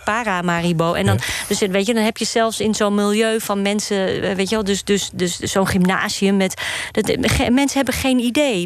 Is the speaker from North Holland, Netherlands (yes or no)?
yes; Amsterdam, North Holland, Netherlands; Ik ben hier opgegroeid in Amsterdam-Osdorp